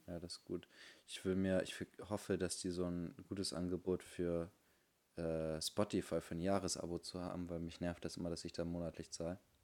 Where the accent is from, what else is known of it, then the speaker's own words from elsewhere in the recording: Bremen, Germany; bei uns in Bremen